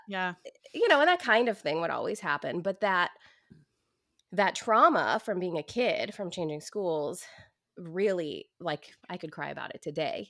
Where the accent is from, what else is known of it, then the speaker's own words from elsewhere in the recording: Portland, Oregon, United States; I grew up in Portland, Oregon in the 80s